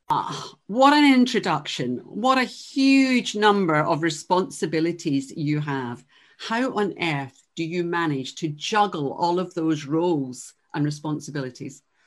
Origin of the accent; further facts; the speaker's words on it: Glasgow, Scotland, United Kingdom; I'm from Glasgow